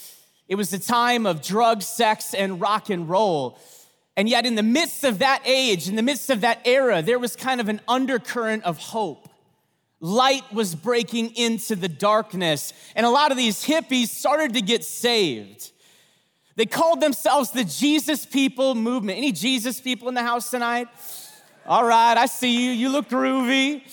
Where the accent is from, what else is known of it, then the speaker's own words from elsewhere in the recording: North Dakota, United States; I'm from North Dakota.